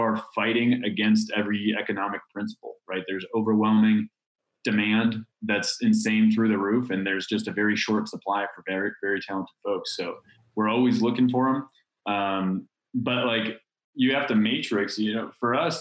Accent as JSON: {"language": "English", "town": "Chicago", "region": "Illinois", "country": "United States", "also_born_or_lived": "San Diego", "moved": "as an adult", "said": "I'm from Chicago."}